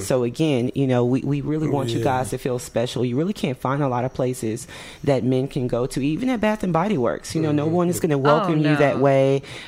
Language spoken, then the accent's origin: English; East Coast, United States; also born or lived in Mississippi / New Jersey / New York / Florida; I was born in Mississippi, but I was raised mostly on the East Coast. I lived in New Jersey, New York. I lived in Florida before I moved here, North Carolina.